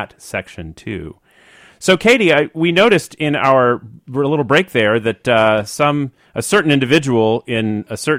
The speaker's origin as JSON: {"language": "English", "town": "Washington", "region": "District of Columbia", "country": "United States", "tie": "born or raised there", "moved": "yes", "lives_now": "San Francisco, United States", "said": "I grew up in the Washington, D.C. area"}